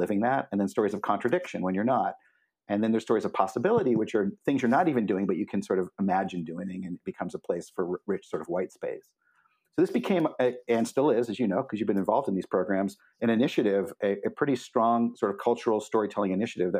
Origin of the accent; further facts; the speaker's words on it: Cleveland, Ohio, United States; moved away as an adult; also born or lived in Olympia, Washington; now in Portland, United States; I grew up in the Midwest and Cleveland, Ohio, to be specific, and left as soon as I finished grad school